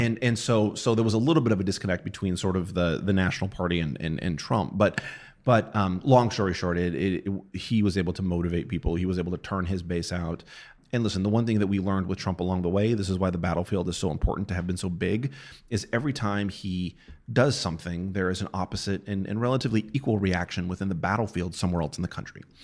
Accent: New Mexico, United States; moved away; I'm from New Mexico. I am, I am from a state Uh, you know, when I was a kid, we were always forty-ninth

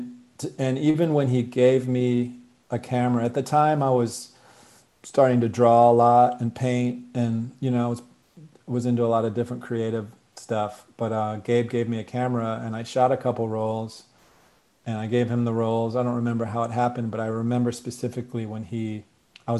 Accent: Ann Arbor, Michigan, United States; moved away; also born or lived in Boston, Massachusetts / Indiana / San Francisco, California; I grew up in Michigan. I was actually born outside of Boston, then moved to Indiana for a hot minute. And then I grew up in Michigan, Ann Arbor

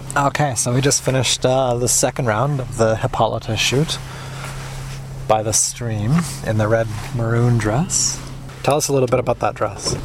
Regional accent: Canada; as a Canadian

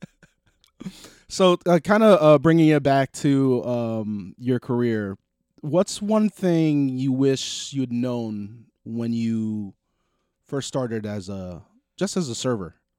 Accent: New Jersey, United States; we're extremely proud to be from jersey

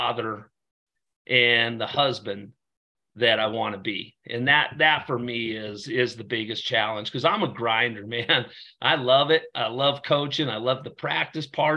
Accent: Torrington, Wyoming, United States; I grew up in Torrington, Wyoming, small town Wyoming

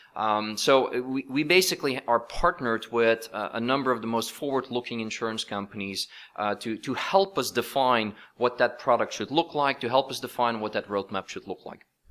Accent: Belgium; moved away as an adult; now in Silicon Valley, United States; both my wife and I, uh, we're both from Belgium, but we've now been in, in Silicon Valley for more than twenty years

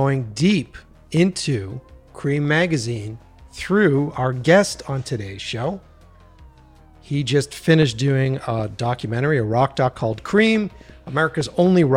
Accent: Boston, Massachusetts, United States; where I grew up in Boston

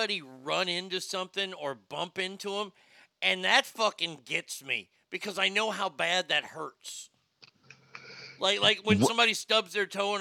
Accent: Garland, Texas, United States; Arlen, Texas is based on my hometown

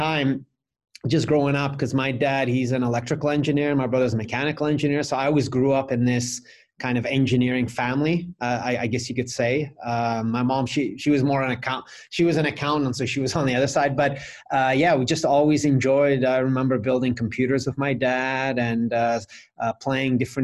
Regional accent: Vancouver, British Columbia, Canada; moved away as an adult; now in Prague, Czech Republic; I'm from Vancouver, Canada. That's where I grew up

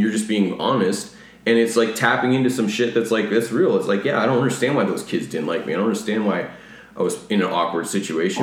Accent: Rockford, Illinois, United States; now in California, United States; I'm from the Chicago area

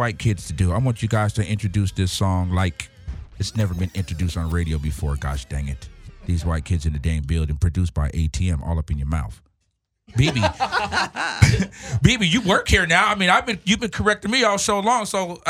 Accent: Rowland Heights, California, United States; also born or lived in Pomona; I'm from Rolling Heights, not far from there, which not far. And I used to hang out. I lived in Pomona.

